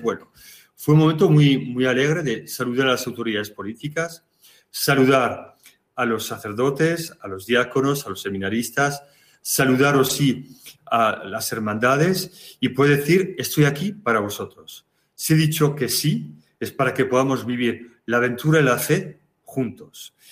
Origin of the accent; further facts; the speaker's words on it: Navarre, Spain; moved away as an adult; also born or lived in Narbonne, France; now in Ajaccio, France; después de la ordenación en mi pueblo, en Navarra